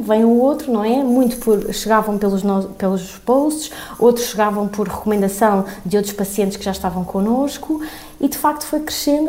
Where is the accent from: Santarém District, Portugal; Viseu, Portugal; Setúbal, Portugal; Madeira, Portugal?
Santarém District, Portugal; Tomar; first language Portuguese; moved away as an adult; also born or lived in Madrid, Spain / Lisbon, Portugal; vim para Tomar, que foi a cidade onde cresci, onde tenho a minha família